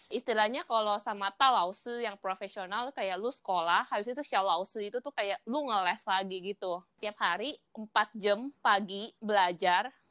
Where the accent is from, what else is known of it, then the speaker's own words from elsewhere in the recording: Indonesia; now in Taiwan; Soalnya gua di Taiwan kalau ngenalin diri ke, ke orang baru, oh gua dari Indo